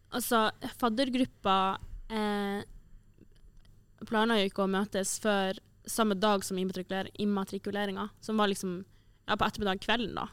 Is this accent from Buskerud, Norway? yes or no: no; Tromsø, Troms, Norway; moved away; når jeg var hjemme i Tromsø